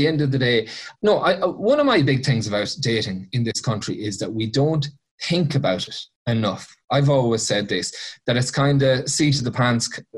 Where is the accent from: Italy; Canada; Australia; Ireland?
Ireland; Mayo, Connacht; I'm from Mayo